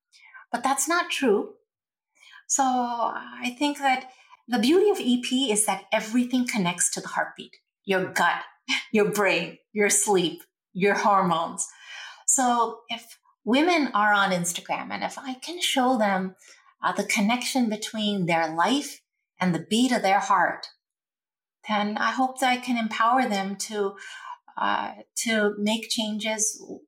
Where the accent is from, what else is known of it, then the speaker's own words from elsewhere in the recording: India; And you and I, we're from India, and you know our culture invented yoga.